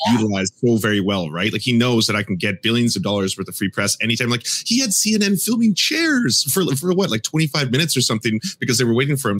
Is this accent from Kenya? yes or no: no; Canada; As a Canadian